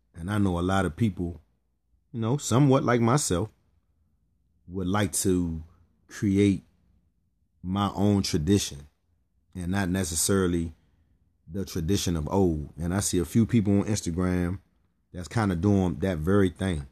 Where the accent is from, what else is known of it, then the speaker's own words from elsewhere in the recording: Pennsylvania, United States; I was raised in Pennsylvania.